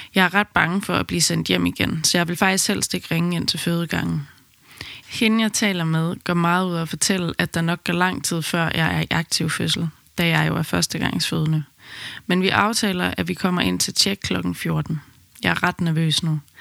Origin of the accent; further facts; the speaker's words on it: Aarhus, Central Denmark Region, Denmark; moved away as an adult; now in Amsterdam, Netherlands; Vi kommer fra Aarhus, men besluttede midt i min graviditet, at vi ville flytte til Amsterdam under min barsel